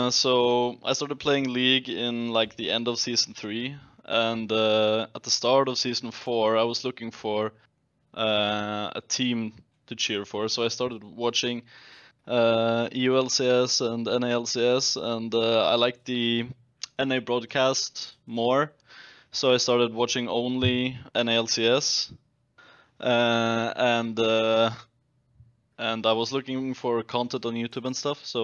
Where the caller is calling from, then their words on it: Norway; I'm calling from Norway.